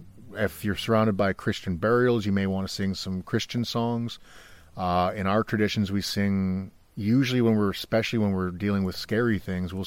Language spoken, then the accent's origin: English; Canada; I'm from Canada